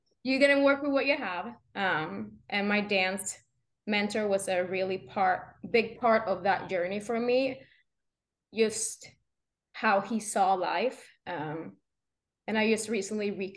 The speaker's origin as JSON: {"language": "English", "country": "Sweden", "tie": "born or raised there", "moved": "yes", "said": "not even Swedish people knows where I'm from because it's such a small town that I grew up with like two neighbors"}